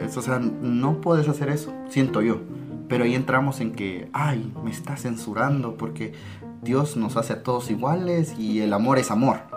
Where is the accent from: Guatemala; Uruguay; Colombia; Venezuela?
Guatemala; aquí en Guatemala